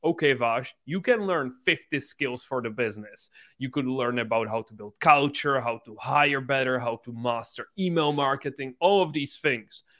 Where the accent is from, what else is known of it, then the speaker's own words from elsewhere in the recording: Czechia; English is a second language; I'm from this small country, just ten million people, and I grew up in this small city that has only seventy thousand people